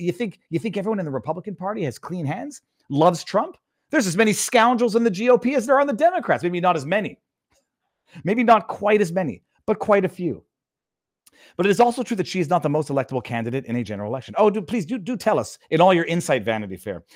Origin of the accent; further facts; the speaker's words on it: Quebec, Canada; I'm from French Canada